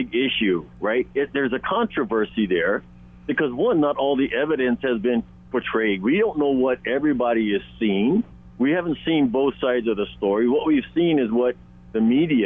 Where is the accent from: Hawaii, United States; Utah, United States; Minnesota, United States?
Hawaii, United States; Native Hawaiian, United States; Me being Native Hawaiian myself